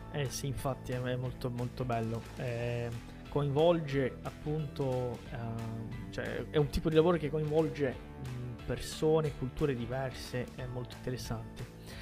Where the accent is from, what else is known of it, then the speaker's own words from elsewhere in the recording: Brazil; Italian is a second language; sono nato in Brasile